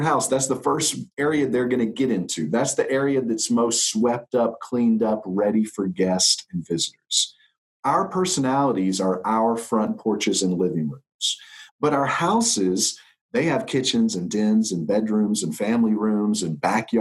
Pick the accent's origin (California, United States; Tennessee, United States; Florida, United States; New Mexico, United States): Tennessee, United States; Nashville; I'm an Enneagram teacher based in Nashville, which is my hometown, born and raised here.